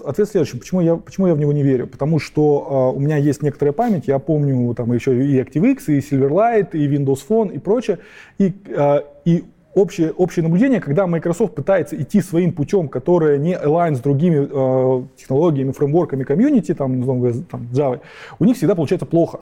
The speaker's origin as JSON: {"language": "Russian", "country": "Kazakhstan", "tie": "born or raised there", "moved": "yes", "said": "Я вообще-то родился в Казахстане"}